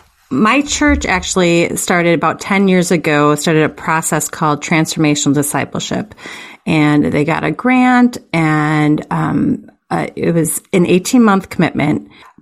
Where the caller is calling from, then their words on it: Green Bay, Wisconsin, United States; I am calling from Green Bay, Wisconsin.